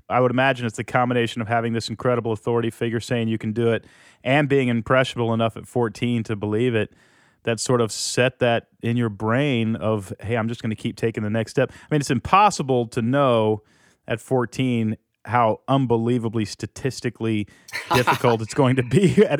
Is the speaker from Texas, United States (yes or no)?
yes; Houston, Texas, United States; I grew up in Houston.